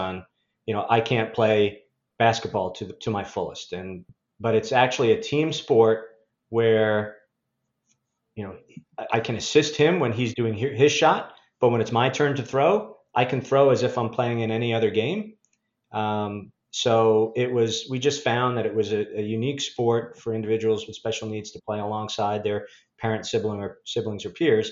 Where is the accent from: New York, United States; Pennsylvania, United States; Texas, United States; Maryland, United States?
New York, United States; Sayville; moved away as an adult; now in Fort Wayne, United States; I'm from Long Island, about a town called Sayville, about 60 miles out from New York City on the south shore of Long Island in Suffolk County